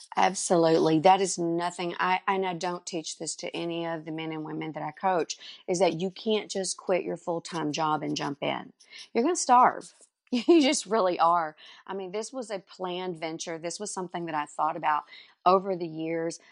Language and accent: English; Dallas, Texas, United States; now in Canton, United States; I was actually born in Dallas, Texas, and, uh, Mom and Dad had a home in the country, one here in Canton where we live now and one in in Dallas, so I went to school in Dallas